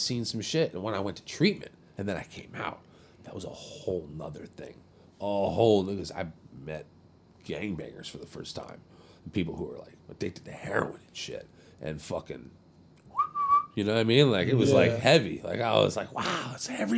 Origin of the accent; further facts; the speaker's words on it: Seal Beach, California, United States; I grew up in Seal Beach